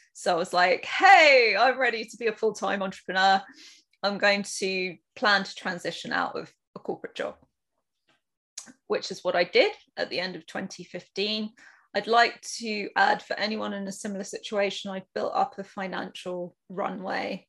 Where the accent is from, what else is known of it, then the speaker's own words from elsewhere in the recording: United Kingdom; I am probably, you can guess from my accent, from the UK